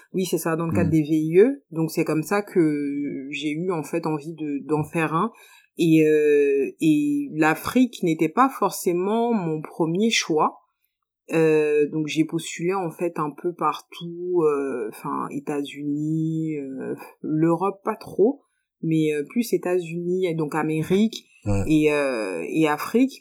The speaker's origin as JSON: {"language": "French", "country": "France", "tie": "born or raised there", "also_born_or_lived": "Guinea / Côte d'Ivoire", "moved": "as an adult", "lives_now": "Abidjan, Côte d'Ivoire", "said": "J'ai grandi en France. J'ai grandi en France."}